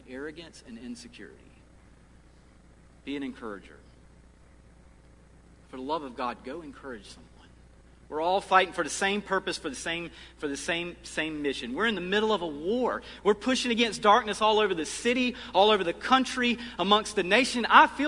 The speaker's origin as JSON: {"language": "English", "area": "Lee County", "region": "South Carolina", "country": "United States", "tie": "born or raised there", "moved": "yes", "said": "where I grew up in Lee County, South Carolina"}